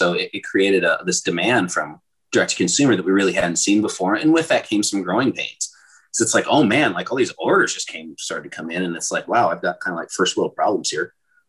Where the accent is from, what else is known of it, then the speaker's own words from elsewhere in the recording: Iowa, United States; I grew up biracial in Iowa in the 80s.